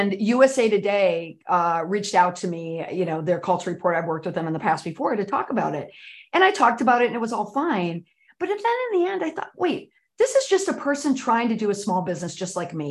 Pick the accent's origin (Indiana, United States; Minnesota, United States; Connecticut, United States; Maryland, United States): Minnesota, United States; Saint Paul; moved away; I'm from Saint Paul, Minnesota